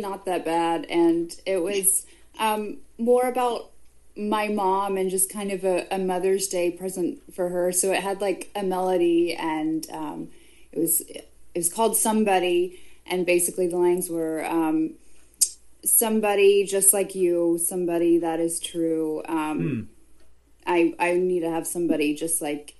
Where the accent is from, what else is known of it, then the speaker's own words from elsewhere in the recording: the South, United States; also born or lived in Nashville; I'm more of a Southern girl